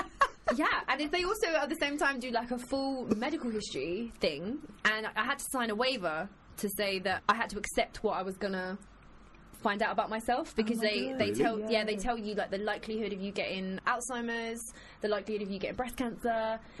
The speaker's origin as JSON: {"language": "English", "region": "England", "country": "United Kingdom", "said": "and I was like, dude, I'm English, I don't know."}